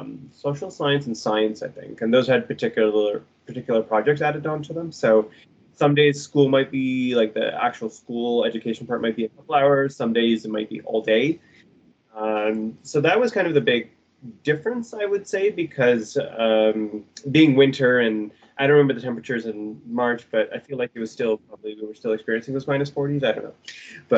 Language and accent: English; Toronto, Ontario, Canada; also born or lived in Brampton; now in Guelph, Canada; pretty much born and raised in Toronto and Brampton